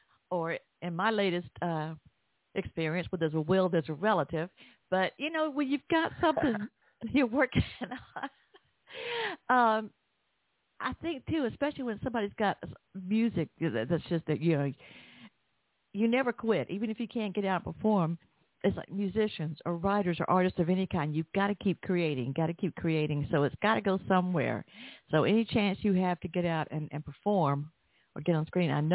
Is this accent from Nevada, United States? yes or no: no; Georgia, United States; accent: Georgia; my Georgia accent